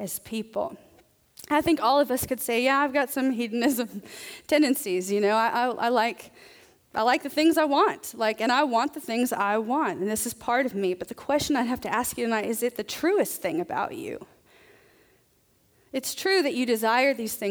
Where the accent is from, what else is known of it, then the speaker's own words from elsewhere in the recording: the South, United States; I'm from the South